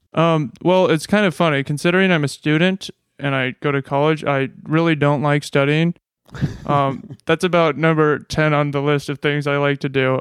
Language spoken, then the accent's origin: English; Nebraska, United States; moved away; I'm from Nebraska.